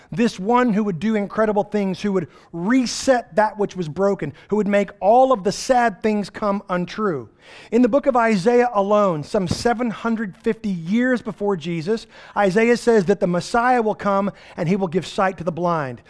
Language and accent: English; East Texas, United States; We're from East Texas